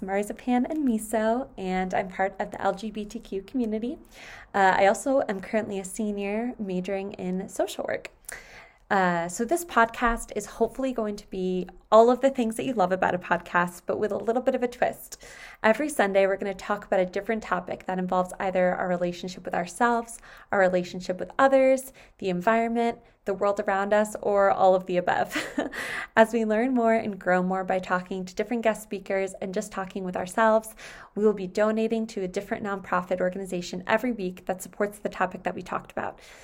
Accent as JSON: {"language": "English", "region": "New York", "country": "United States", "tie": "born or raised there", "moved": "yes", "lives_now": "Southern California, United States", "said": "I was born and raised in New York"}